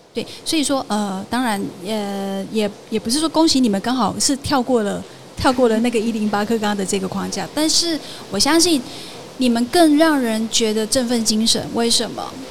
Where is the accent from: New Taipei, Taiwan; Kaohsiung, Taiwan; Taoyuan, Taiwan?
Kaohsiung, Taiwan; 我目前是就读屏东大学应用化学系，然后我是高雄人